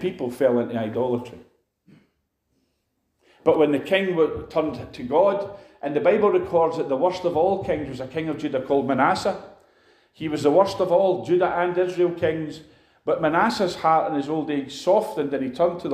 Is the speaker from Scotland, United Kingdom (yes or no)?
yes; Edinburgh, Scotland, United Kingdom; now in Glasgow, United Kingdom; I come from Edinburgh. I was born in Edinburgh.